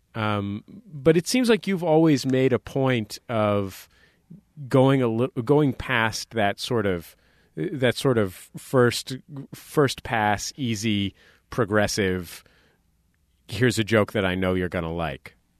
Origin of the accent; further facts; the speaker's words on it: San Francisco, California, United States; moved away; I grew up in the Mission in San Francisco